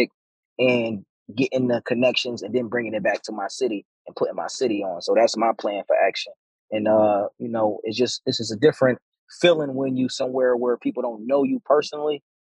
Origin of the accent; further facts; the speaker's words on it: Buffalo, New York, United States; moved away as an adult; now in Atlanta, United States; moving to Atlanta, Georgia, moving out of my hometown, Buffalo, New York, and moving into Atlanta, Georgia